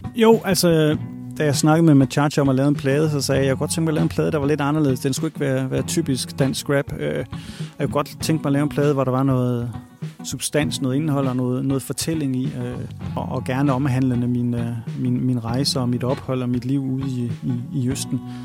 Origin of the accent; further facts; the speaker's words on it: Randers, Central Denmark Region, Denmark; moved away as an adult; now in Thailand; som gammel Randers-dreng